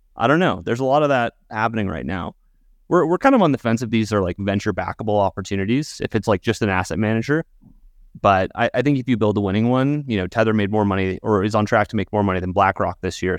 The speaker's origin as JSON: {"language": "English", "country": "United States", "said": "as American citizens"}